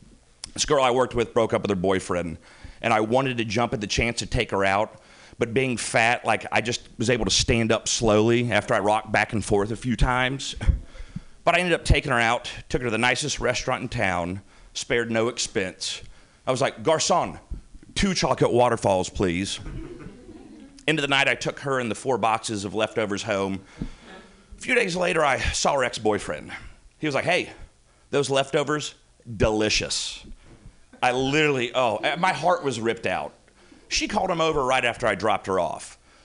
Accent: the South, United States; I'm from the South, so, like, that's an actual

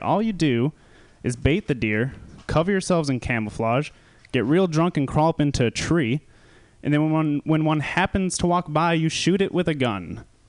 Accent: Wisconsin, United States; I'm from Wisconsin

